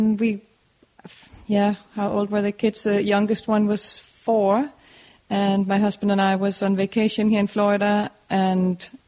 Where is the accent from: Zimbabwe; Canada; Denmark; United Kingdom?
Denmark; moved away as an adult; now in Wellington, United States; I came from Denmark over 7 years ago, and with my family, my husband and our two children